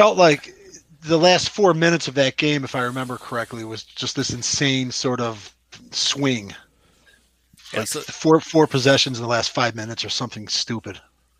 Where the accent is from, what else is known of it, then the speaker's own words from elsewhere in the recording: Chicago, Illinois, United States; we're from Chicago.